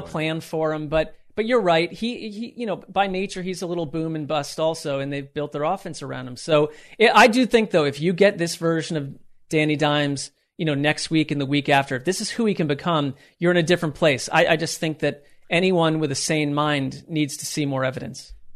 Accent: Connecticut, United States; I grew up in Connecticut

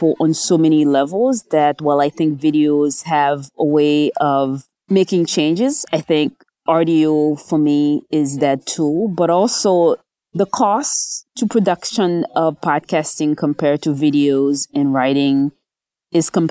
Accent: New Jersey, United States; also born or lived in Haiti; I was born in Haiti. I grew up in New Jersey, did junior high, high school, graduate schools in the U.S.

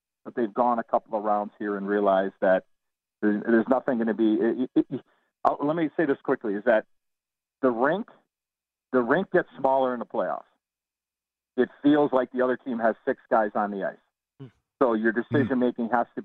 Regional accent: Chicago, Illinois, United States; growing up in Chicago and being a Blackhawk fan

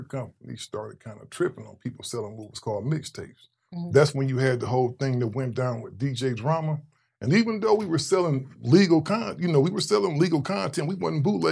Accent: Cleveland, Ohio, United States; moved away as an adult; also born or lived in Long Beach, California; I'm originally from Cleveland, Ohio

